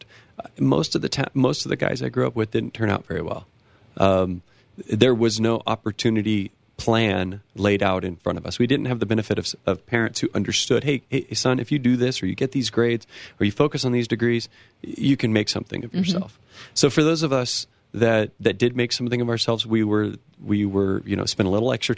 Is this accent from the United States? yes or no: yes; small town outside Los Angeles, California, United States; born or raised there; now in Colorado, United States